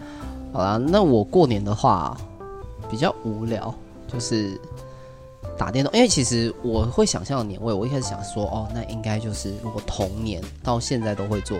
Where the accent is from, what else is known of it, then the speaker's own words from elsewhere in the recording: Taipei, Taiwan; 对我其实我是台北人，但我不知道其他人会不会有这个。